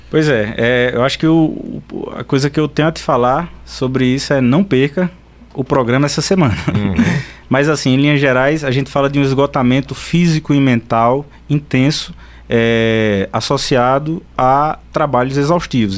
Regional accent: São Bento do Una, Pernambuco, Brazil; eu sou de São Bento

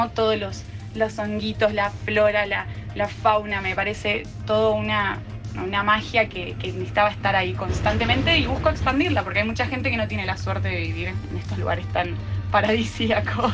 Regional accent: Buenos Aires, Argentina; Yo en realidad originalmente soy de Buenos Aires, pero mi papá es de Bariloche, así que siempre fui mucho a Bariloche

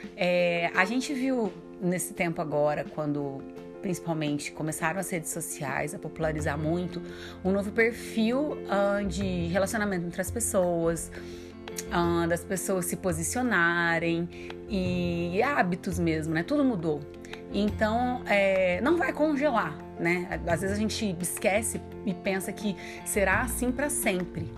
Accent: Minas Gerais, Brazil; accent: mineiro; meu sotaque mineiro que eu amo

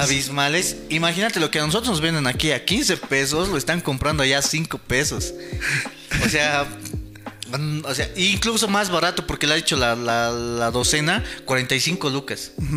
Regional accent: Bolivia; como, como bolivianos

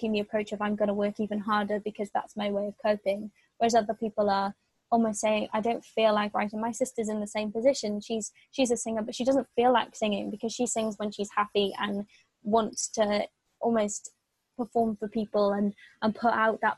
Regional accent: Wales, United Kingdom; it's not just people in Wales because I'm Welsh.

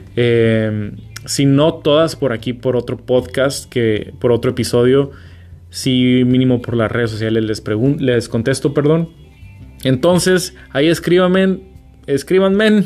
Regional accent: Culiacán, Sinaloa, Mexico; moved away as an adult; also born or lived in Sonora / Mexico City / Alaska; now in California, United States; soy de Culiacán y nací en Sonora

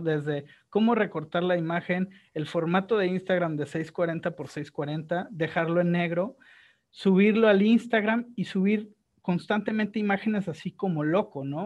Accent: Guadalajara, Jalisco, Mexico; Yo soy de Guadalajara

